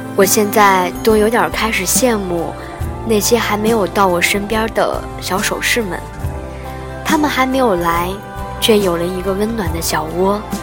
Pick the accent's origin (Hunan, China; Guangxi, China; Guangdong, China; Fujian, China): Guangxi, China; Nanning; 我也从来都不知道你从那么远的海南来到我们南宁